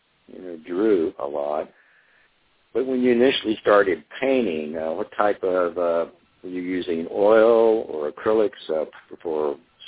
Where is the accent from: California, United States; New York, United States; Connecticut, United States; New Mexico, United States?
New Mexico, United States; Well, I grew up in New Mexico, and we vacationed a lot in the Taos area.